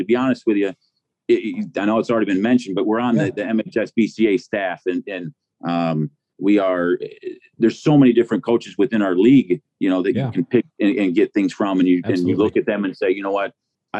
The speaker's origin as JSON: {"language": "English", "town": "Mount Pleasant", "region": "Michigan", "country": "United States", "tie": "born or raised there", "said": "I grew up in Mount Pleasant, and I grew up at, and I played Union Township baseball up there and Little League up there."}